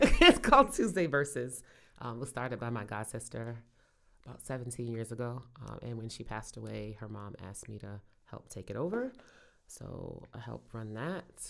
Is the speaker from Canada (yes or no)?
no; Brooklyn, New York, United States; moved away as an adult; now in Richmond, United States; I grew up in Brooklyn, grew up in Cotton Hill, Saint James Place with Team Fulton and Gates